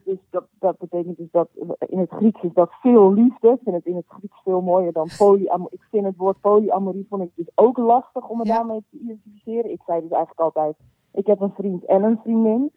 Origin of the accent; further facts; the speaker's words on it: Heiloo, North Holland, Netherlands; moved away; also born or lived in Alkmaar / North Brabant; Geboren in Alkmaar opgegroeid in uh, Heilo.